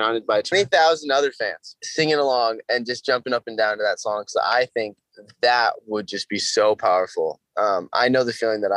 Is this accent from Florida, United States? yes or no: no; Orange County, California, United States; we filmed it in my hometown and went to my favorite taco shop and went to the roller rink that I grew up going